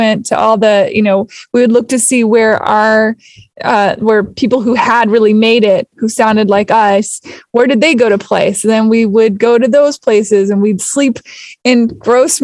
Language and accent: English; Seattle, Washington, United States; I grew up in Seattle.